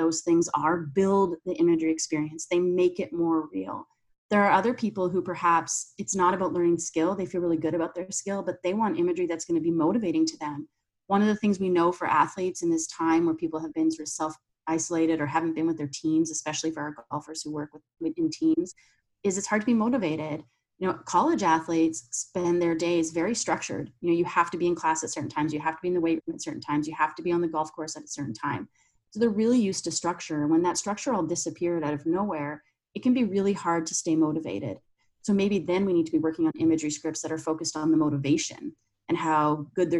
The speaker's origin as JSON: {"language": "English", "country": "Canada", "moved": "as an adult", "lives_now": "United States", "said": "I'm Canadian, so I went to university there"}